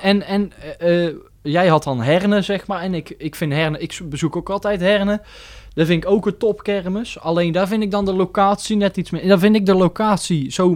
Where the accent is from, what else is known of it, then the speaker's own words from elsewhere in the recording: near Roosendaal, North Brabant, Netherlands; Roosendaal is ook mijn thuis... Ik kom dan niet uit Roosendaal, maar wel uit de buurt.